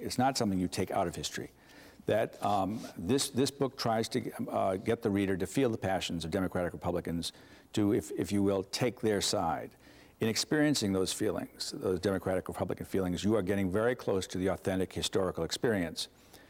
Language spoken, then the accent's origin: English; Boston, Massachusetts, United States; Boston. Boston, attended Yale Law School at Columbia, master's in law at Boston University.